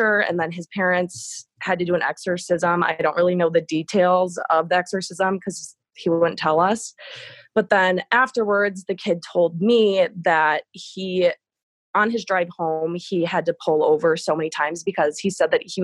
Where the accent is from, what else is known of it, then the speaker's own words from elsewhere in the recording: Wisconsin, United States; out in the country where I grew up in Wisconsin